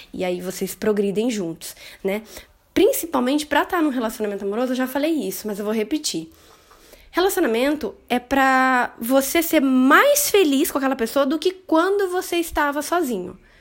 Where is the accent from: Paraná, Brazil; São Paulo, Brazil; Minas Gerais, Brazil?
Paraná, Brazil; interior of; Eu sou do interior do Paraná